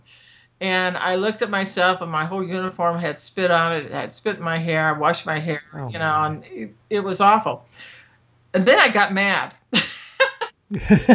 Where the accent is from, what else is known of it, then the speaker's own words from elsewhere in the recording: San Diego, California, United States; I was born in San Diego. Okay, I'm a Southern Californian girl